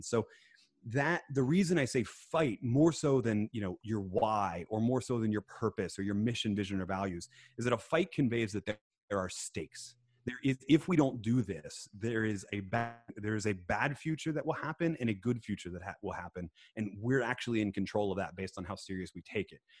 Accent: Philadelphia, Pennsylvania, United States; I was born in Philadelphia, so I'm an Eagles fan

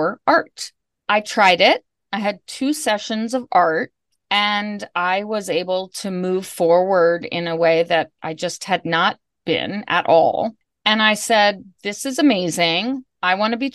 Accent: Bethesda, Maryland, United States; also born or lived in Washington, D.C.; I was born and raised in Bethesda and went to high school in D.C.

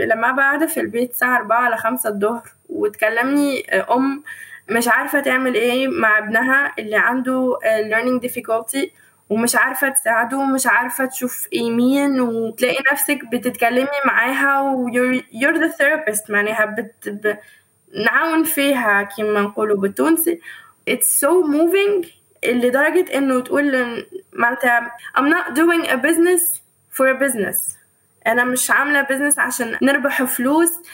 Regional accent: Egypt; moved away; also born or lived in Tunisia; أنا بقى أفتخر وأقول إني بنت مصر

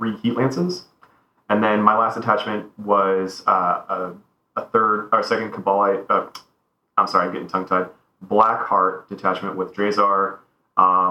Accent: Winter Haven, Florida, United States; I'm from Winter Haven

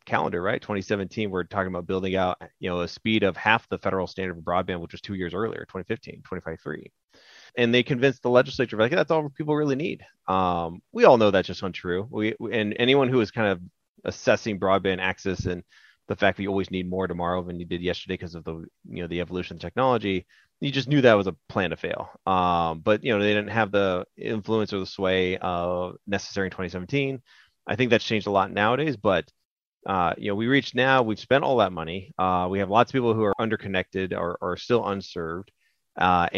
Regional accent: California, United States; I'm born and raised in California

